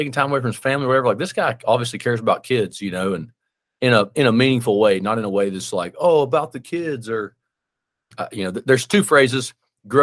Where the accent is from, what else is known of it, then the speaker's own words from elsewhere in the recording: Birmingham, Alabama, United States; moved away; I live in my hometown or whatever now, right? I moved back to my hometown. I'm from Birmingham